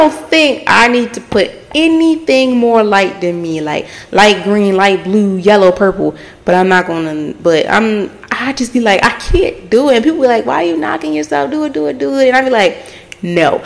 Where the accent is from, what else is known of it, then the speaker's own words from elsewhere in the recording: Baltimore, Maryland, United States; I'm born and raised in Baltimore.